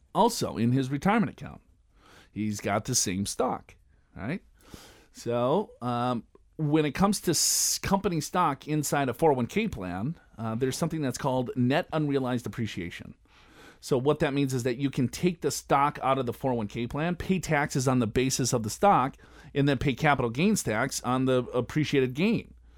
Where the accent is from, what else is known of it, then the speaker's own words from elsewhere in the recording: Minnesota, United States; I'm from Minnesota.